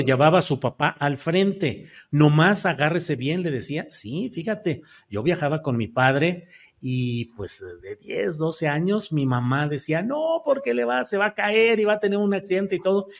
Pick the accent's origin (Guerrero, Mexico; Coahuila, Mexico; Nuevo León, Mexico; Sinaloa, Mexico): Coahuila, Mexico; Torreón; Yo nací en Torreón, Coahuila, a 10 mm, metros de, de una de un lugar de movimiento de trenes